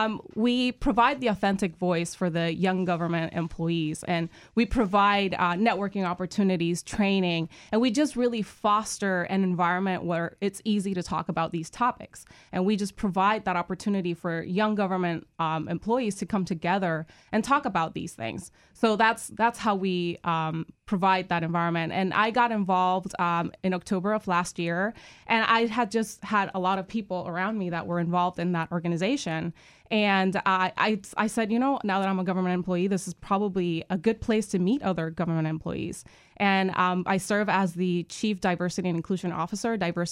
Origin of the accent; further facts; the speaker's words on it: Puerto Rico; moved away; I'm originally from Puerto Rico.